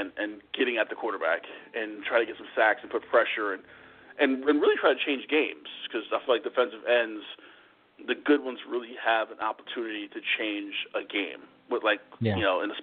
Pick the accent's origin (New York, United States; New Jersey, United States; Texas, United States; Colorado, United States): New Jersey, United States; growing up where I grew up in New Jersey, I'm a Giants fan.